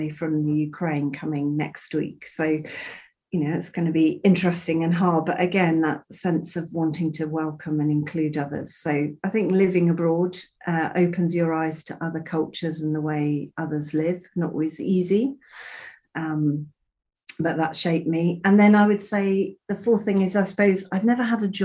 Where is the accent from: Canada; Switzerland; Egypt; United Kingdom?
United Kingdom; Bristol, South West England; also born or lived in Zambia / Peru; Growing up in Bristol, you know, we had actors, creative people, artists